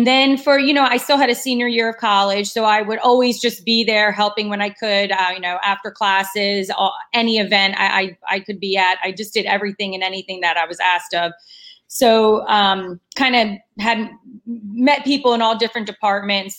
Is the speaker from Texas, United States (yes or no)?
no; New Jersey, United States; moved away as an adult; also born or lived in North Carolina; I grew up in New Jersey. So born and raised New Jersey, and then went to North Carolina for college